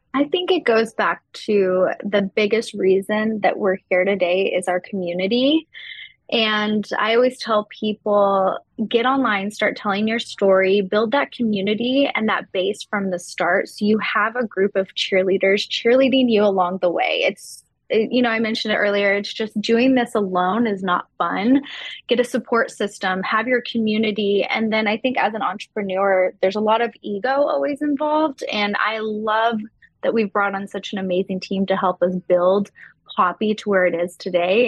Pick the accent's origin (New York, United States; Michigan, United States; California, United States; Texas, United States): Texas, United States; I grew up in Texas